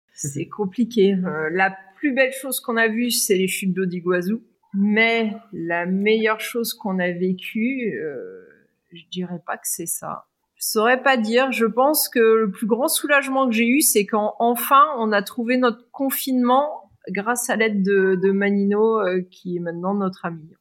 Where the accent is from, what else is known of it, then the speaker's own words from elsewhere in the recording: France; puisqu'on est Français